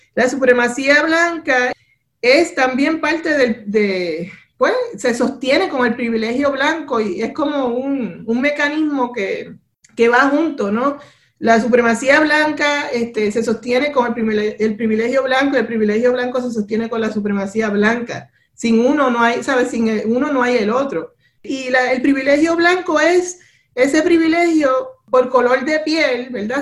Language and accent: Spanish; Puerto Rico; now in Providence, United States; no todos los puertorriqueños somos iguales